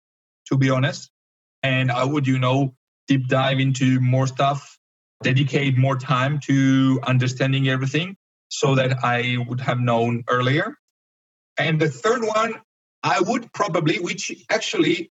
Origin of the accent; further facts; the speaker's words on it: Georgia; from Georgia